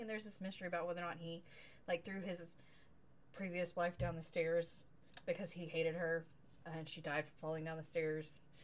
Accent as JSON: {"language": "English", "country": "United States", "said": "I am an American"}